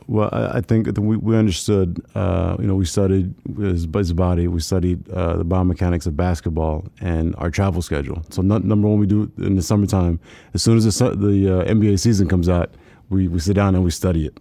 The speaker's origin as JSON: {"language": "English", "region": "South Texas", "country": "United States", "tie": "born or raised there", "said": "didn't have a lot growing up, growing up in South Texas."}